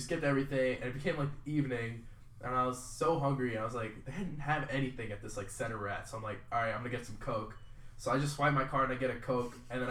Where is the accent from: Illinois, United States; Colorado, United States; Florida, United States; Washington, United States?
Illinois, United States; Chicago; moved away as an adult; now in Alabama, United States; I'm from Chicago.